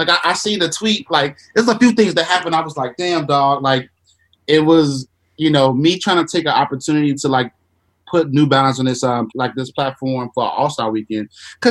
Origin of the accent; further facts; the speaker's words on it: Chicago, Illinois, United States; It was a lot of people, oh shit, I'm from Chicago again.